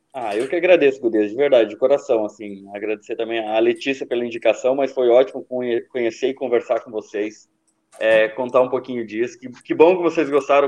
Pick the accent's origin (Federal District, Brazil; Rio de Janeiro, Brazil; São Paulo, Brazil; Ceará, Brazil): Federal District, Brazil; Brasília; de Brasília, gaúcho de onde? De Brasília